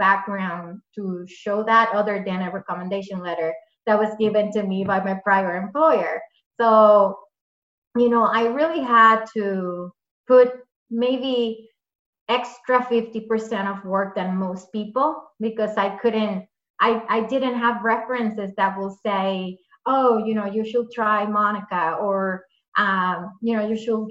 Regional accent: Puerto Rico; moved away as an adult; now in Massachusetts, United States; where I grew up, I'm from Puerto Rico

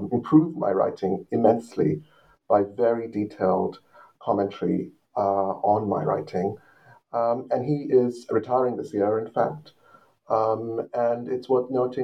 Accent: Colombo, Western Province, Sri Lanka; moved away; I grew up in Colombo on the coast of Sri Lanka, facing the Indian Ocean, very close to the sea, in fact

